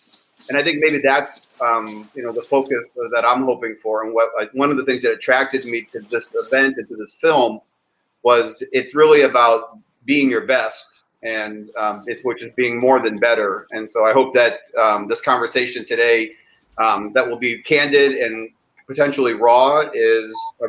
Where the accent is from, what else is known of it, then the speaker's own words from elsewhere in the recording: Cleveland, Ohio, United States; But the place I probably spent the most time in my life was Ohio. I grew up in Cleveland.